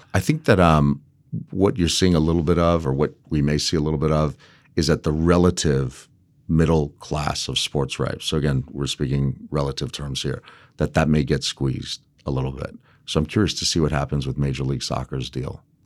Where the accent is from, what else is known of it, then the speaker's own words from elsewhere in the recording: Las Vegas, Nevada, United States; also born or lived in Los Angeles / Hawaii; I grew up primarily in Las Vegas